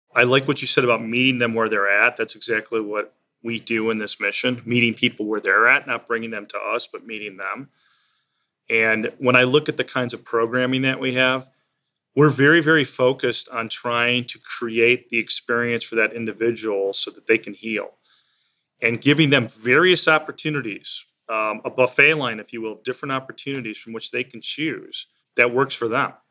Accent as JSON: {"language": "English", "region": "Illinois", "country": "United States", "tie": "born or raised there", "said": "the family I grew up in in Illinois"}